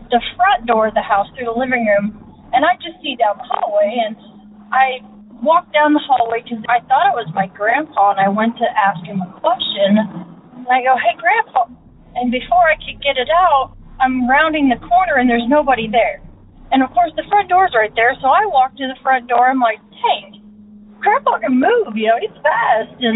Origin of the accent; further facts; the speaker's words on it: Indiana, United States; I am from Indiana.